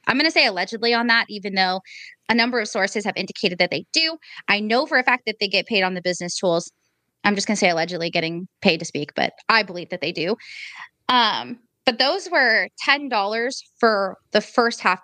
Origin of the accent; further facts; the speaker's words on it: Portland, Oregon, United States; So I'm from Portland, Oregon.